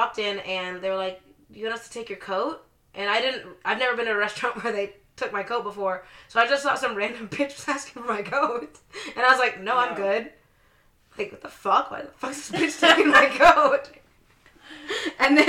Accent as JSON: {"language": "English", "town": "Edmond", "region": "Oklahoma", "country": "United States", "said": "and I'm from Edmond."}